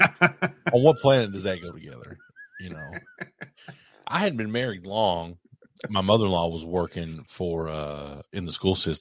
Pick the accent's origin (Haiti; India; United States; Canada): United States; Eastern Kentucky; I'm from Eastern Kentucky.